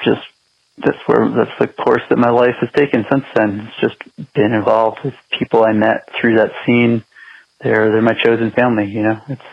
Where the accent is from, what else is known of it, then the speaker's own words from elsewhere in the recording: New Jersey, United States; also born or lived in Montclair, New Jersey / Pequannock, New Jersey; Grew up in North Jersey, originally in Montclair, and then I moved to Pequannock when I was in middle school